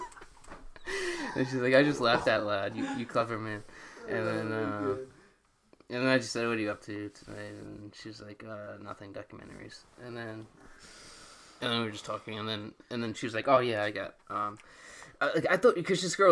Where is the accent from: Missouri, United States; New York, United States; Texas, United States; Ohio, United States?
New York, United States; I'm from New York